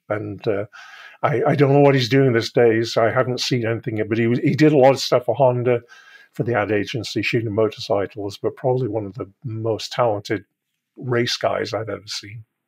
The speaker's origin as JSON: {"language": "English", "country": "United Kingdom", "said": "I'm British"}